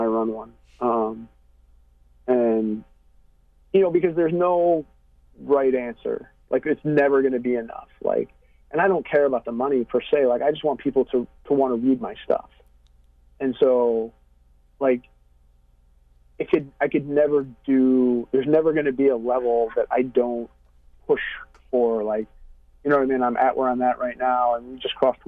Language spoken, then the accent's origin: English; Syracuse, New York, United States; I grew up in Syracuse, which is 2.5 hours west of where I live now